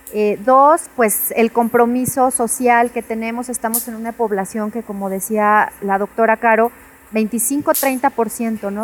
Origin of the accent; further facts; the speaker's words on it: Mexico; comemos como mexicanos